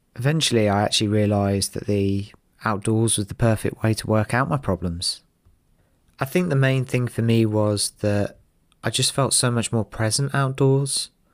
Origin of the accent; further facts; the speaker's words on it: London, United Kingdom; I'm originally from North London